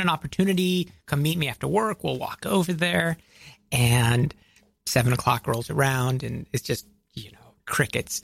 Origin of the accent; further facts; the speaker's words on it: outside of Atlanta, Georgia, United States; I grew up outside of Atlanta, Georgia